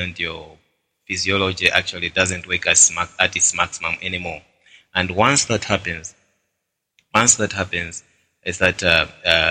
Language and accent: English; Malawi; now in Botswana; my home country of Malawi